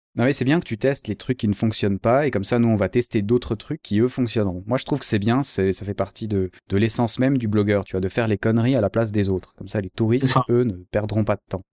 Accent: Switzerland; je suis suisse

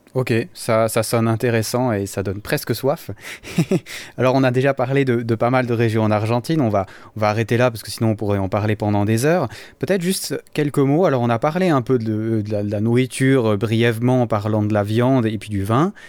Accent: Valais, Switzerland; en tant que valaisan

